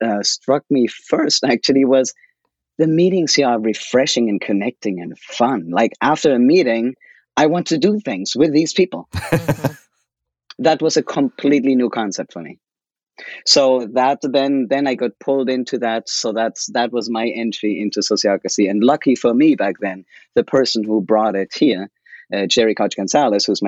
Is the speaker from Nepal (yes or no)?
no; Germany; moved away as an adult; now in United States; I could go back to Germany. I was in the US then for 2 years for work, and I could go back to my home country